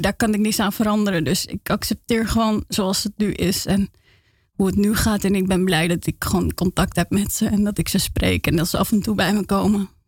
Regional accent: Rotterdam, South Holland, Netherlands; now in Amsterdam, Netherlands; ik ben opgegroeid in Feyenoord

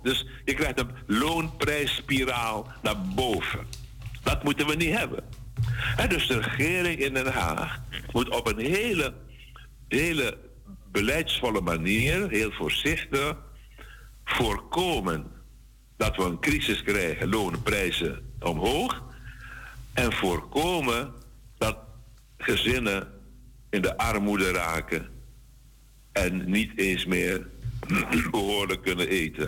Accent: Suriname; wij moeten hebben als Surinamers

